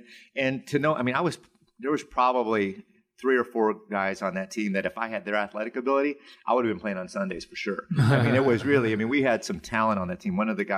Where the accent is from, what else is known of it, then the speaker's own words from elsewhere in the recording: North Chicago, Illinois, United States; That's where I grew up. These were my brothers, man. I grew up on Argonne Drive, and we played ball together.